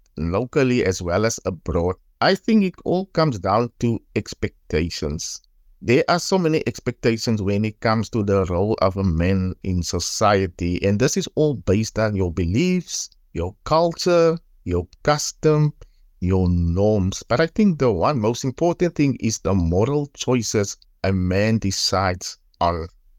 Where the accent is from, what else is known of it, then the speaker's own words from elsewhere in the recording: Paarl, Western Cape, South Africa; I am from Paul, area called Lantana.